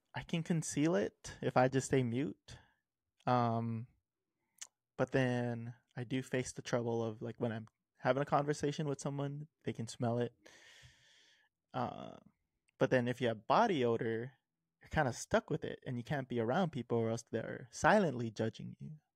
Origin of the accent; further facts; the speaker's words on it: Hawaii, United States; growing up in Hawaii, it's kinda made me a savory type of person.